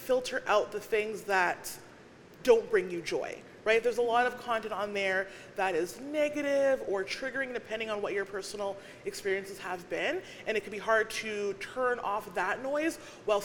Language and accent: English; Winnipeg, Manitoba, Canada; also born or lived in Alberta; I'm from Winnipeg, but I lived in Alberta for a very short time